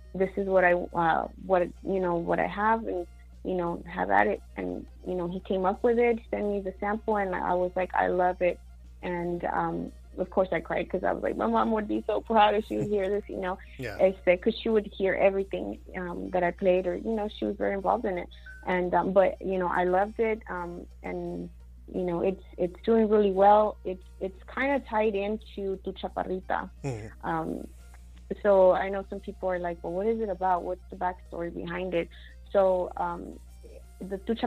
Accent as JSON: {"language": "English", "town": "El Paso", "region": "Texas", "country": "United States", "tie": "born or raised there", "also_born_or_lived": "Mexico / Arizona", "said": "I was born in Mexico. I was raised in Arizona, part of my you know, teen life, and then the rest of it, I was raised in El Paso"}